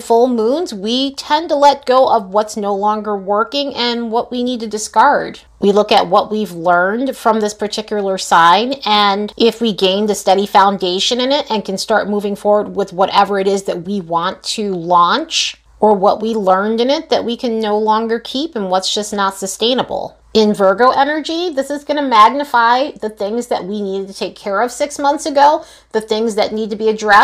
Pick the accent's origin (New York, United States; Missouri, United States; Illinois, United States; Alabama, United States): New York, United States; now in Las Vegas, United States; I am originally from New York